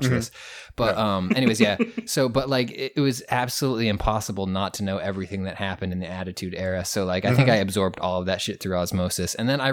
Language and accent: English; Portland, Maine, United States; moved away as an adult; now in New York City, United States; my hometown, like 5 minutes from where I lived